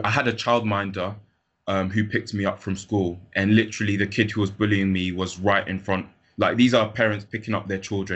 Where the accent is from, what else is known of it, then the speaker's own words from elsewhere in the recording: London, United Kingdom; I grew up in London.